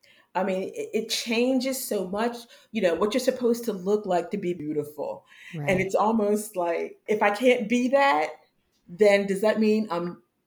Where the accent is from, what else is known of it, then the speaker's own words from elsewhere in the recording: Pennsylvania, United States; I was living in Pennsylvania at the time. I'm originally from Pennsylvania.